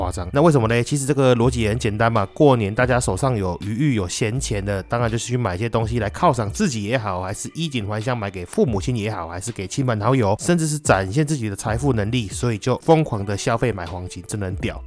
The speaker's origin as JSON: {"language": "Chinese", "country": "Taiwan", "said": "就像我们台湾人地震台风，疫情来的时候去抢泡面"}